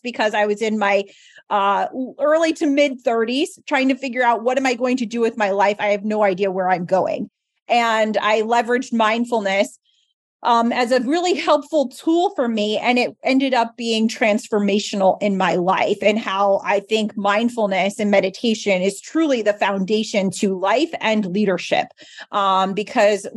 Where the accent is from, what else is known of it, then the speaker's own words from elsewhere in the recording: New Jersey, United States; also born or lived in Philadelphia / Boston; come back home to New Jersey, where I'm from